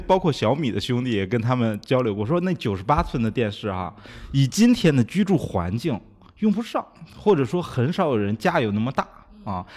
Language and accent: Chinese; China; 其实我们中国人在做交互上也比它更优秀一点儿